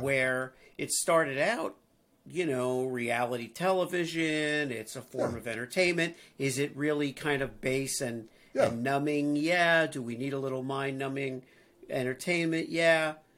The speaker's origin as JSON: {"language": "English", "town": "Miami Beach", "region": "Florida", "country": "United States", "tie": "born or raised there", "also_born_or_lived": "New York", "moved": "as an adult", "lives_now": "Midwest, United States", "said": "Growing up in Miami Beach, uh, you know, going to college in New York"}